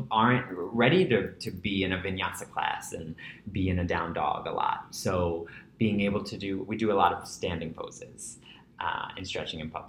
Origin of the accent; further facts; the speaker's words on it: New York City, New York, United States; I grew up in Breezy Point. Okay. Which is the tip of Rockaway Beach